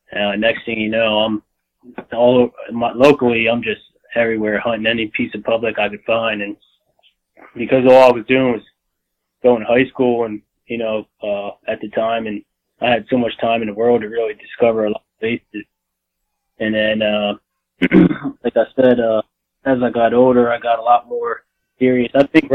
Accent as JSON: {"language": "English", "region": "Pennsylvania", "country": "United States", "tie": "born or raised there", "said": "Like I said, I grew up here in South Central Pennsylvania. I moved up here when I was 10 years old, and I've kind of been hunting ever since."}